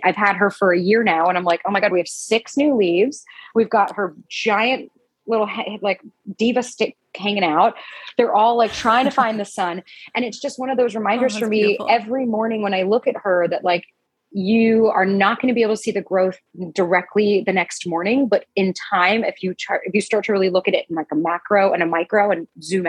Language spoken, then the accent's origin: English; New York, United States; moved away as an adult; now in Los Angeles, United States; as a New Yorker coming here